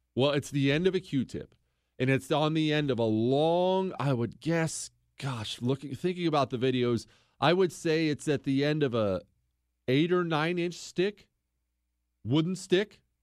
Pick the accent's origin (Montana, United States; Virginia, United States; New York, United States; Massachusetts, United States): Montana, United States; Bozeman; now in Houston, United States; I grew up in Bozeman, Montana